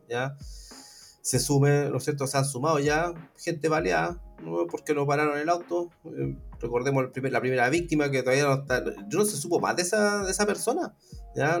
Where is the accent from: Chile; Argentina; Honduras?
Chile; como, ciudadanos chilenos, o por lo menos nacionales